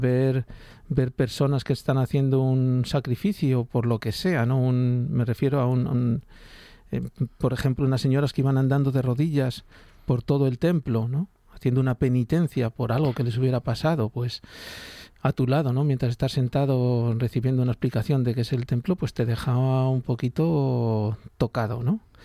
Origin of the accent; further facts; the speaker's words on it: Spain; éramos los primeros españoles